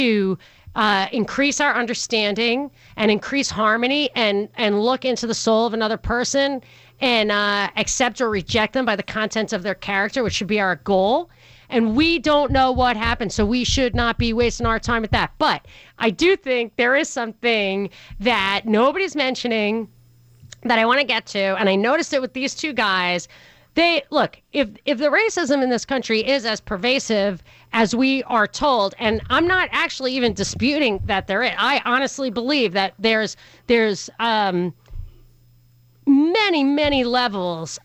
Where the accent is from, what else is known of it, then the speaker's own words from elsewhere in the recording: New York, United States; moved away; I grew up in New York